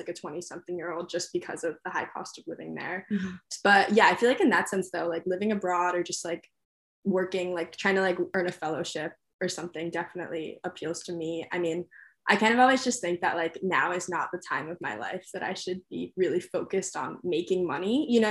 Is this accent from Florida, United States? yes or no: no; New York City, New York, United States; It still would be like a different experience than the one I've had in the past growing up in New York City.